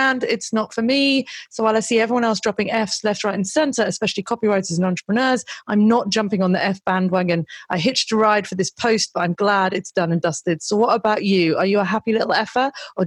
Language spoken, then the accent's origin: English; United Kingdom; I'm British